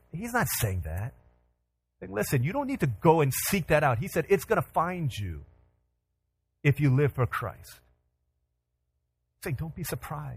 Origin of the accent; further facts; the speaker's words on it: Virginia, United States; moved away; I grew up in Virginia. 25 years of my life was spent in Virginia.